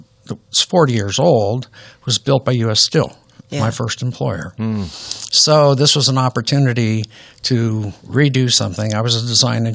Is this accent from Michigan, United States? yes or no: no; Youngstown, Ohio, United States; I grew up in Youngstown, Ohio